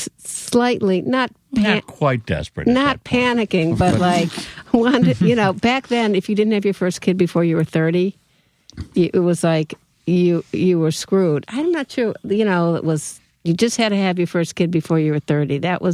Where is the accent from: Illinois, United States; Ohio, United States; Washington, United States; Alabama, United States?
Ohio, United States; University Heights; We were fairly close suburbs, actually. I'm from University Heights.